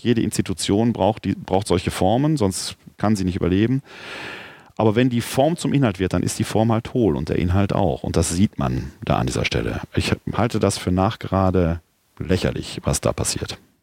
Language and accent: German; Ruhr area, North Rhine-Westphalia, Germany; now in Wuppertal, Germany; ich auch bin ja ein Kind des Ruhrgebietes